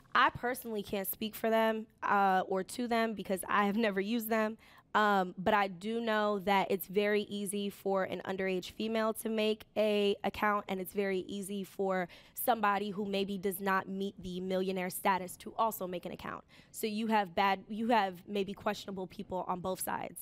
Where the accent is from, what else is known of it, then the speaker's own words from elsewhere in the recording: New York City, New York, United States; I took the train an hour to get to school. I was commuting from the Bronx